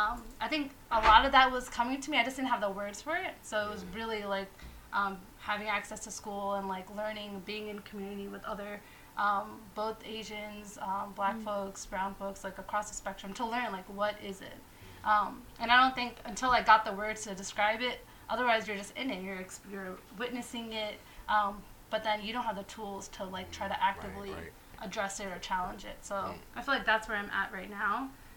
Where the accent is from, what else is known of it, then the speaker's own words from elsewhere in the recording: New York, United States; so I grew up primarily in Long Island. My family moved to predominantly upper middle class neighborhood, majority white.